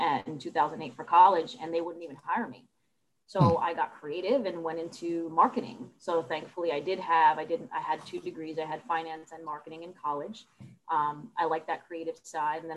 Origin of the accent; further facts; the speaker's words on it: Jersey City, New Jersey, United States; I'm from Jersey City, New Jersey. I grew up there.